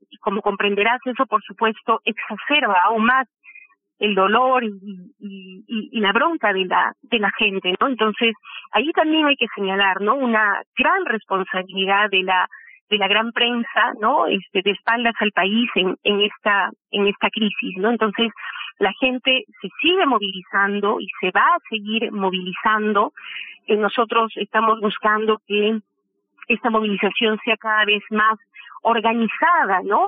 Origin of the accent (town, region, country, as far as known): Peru